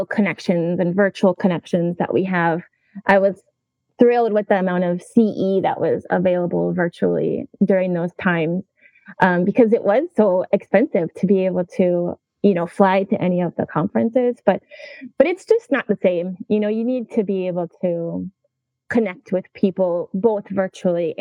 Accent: Minnesota, United States; moved away; also born or lived in Hawaii; I recently moved from Hawaii to my home state of Minnesota.

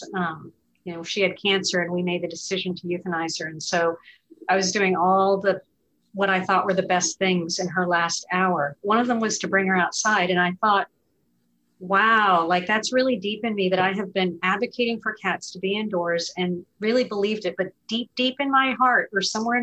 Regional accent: New Hampshire, United States; I grew up in New Hampshire

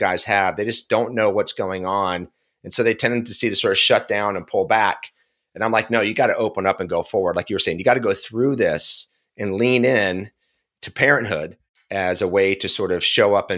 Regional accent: Philadelphia, Pennsylvania, United States; I'm from Philly

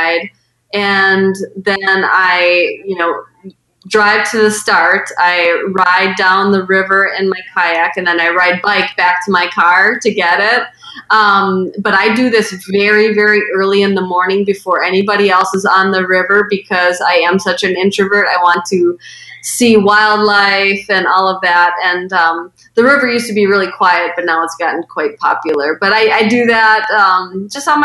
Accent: Medford, Wisconsin, United States; my hometown of Medford, Wisconsin, which is where I grew up

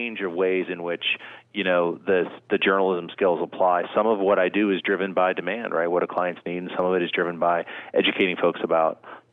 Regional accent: State College, Pennsylvania, United States; moved away; also born or lived in Florida / Washington; I grew up there in State College

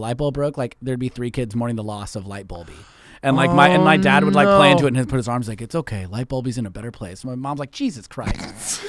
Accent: San Francisco, California, United States; I'm from the Bay Area, San from Francisco.

